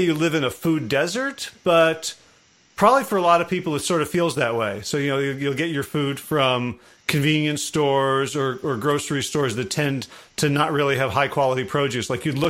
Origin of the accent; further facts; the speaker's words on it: Northeast, United States; moved away; I grew up in the Northeast.